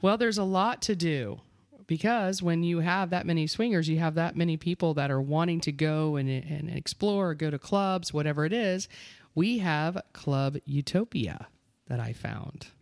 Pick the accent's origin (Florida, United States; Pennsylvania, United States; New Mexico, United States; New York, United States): Florida, United States; Eustis; East is Florida.